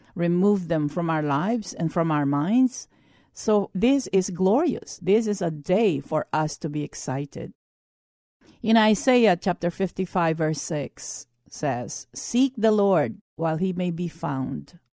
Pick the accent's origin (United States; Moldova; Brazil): United States; as an American Christians